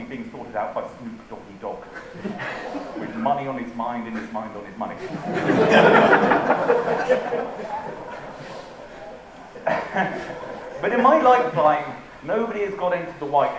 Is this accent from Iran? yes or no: no; England, United Kingdom; I'm English